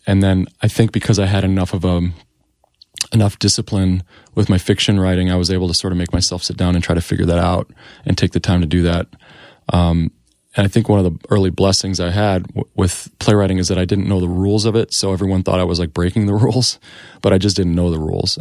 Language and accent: English; Joliet, Illinois, United States; moved away as an adult; also born or lived in Iowa; now in New York City, United States; I grew up in Illinois, in Joliet, Illinois